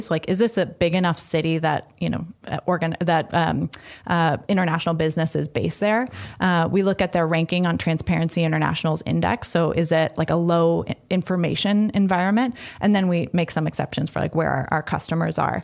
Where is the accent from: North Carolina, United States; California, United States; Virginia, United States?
California, United States; San Francisco; moved away as an adult; also born or lived in Boston; now in Washington, D.C., United States; I'm from San Francisco